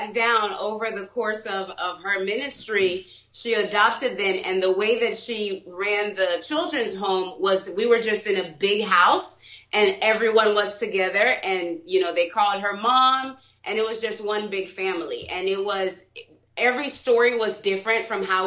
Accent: Jacksonville, Florida, United States; also born or lived in Haiti; So I was born in Jacksonville, Florida. Yes, my family is from Haiti

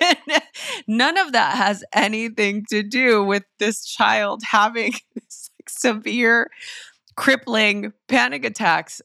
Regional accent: Los Angeles, California, United States; born or raised there

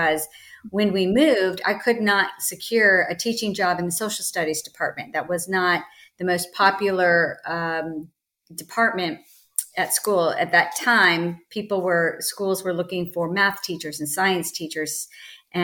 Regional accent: Northern Virginia, United States; moved away as an adult; now in California, United States; I grew up in Virginia, Northern Virginia, outside of DC.

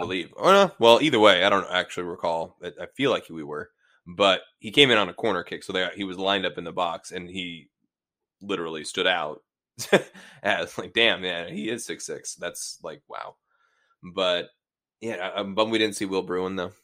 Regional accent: Seattle, Washington, United States; also born or lived in Bainbridge Island, Washington; I'm from Ballard High School

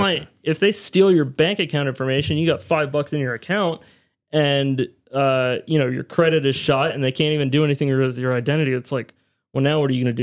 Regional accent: near Williamsburg, Virginia, United States; a university, uh, close to my hometown. He was at William Mary University in Williamsburg, Virginia

